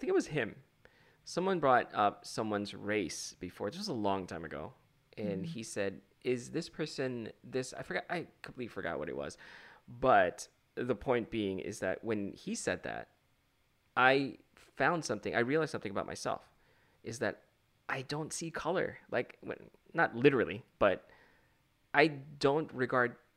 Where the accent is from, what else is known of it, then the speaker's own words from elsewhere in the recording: Philippines; also born or lived in Chicago; I'm from the Philippines.